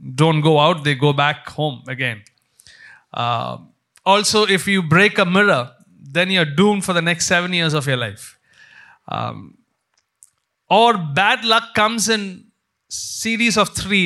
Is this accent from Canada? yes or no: no; India; growing up in India